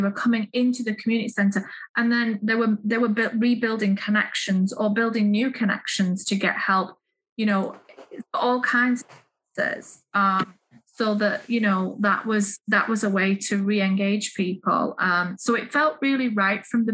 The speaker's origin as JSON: {"language": "English", "town": "Manchester", "region": "North West England", "country": "United Kingdom", "tie": "born or raised there", "also_born_or_lived": "Leeds", "moved": "yes", "said": "I'm from the United Kingdom, from the north of England. I was born in Manchester and I moved east to Leeds"}